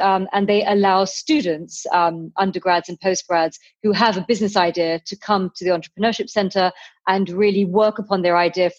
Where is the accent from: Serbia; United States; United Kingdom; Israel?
United Kingdom; London; I was born in London and my parents came from Pakistan, from Kashmir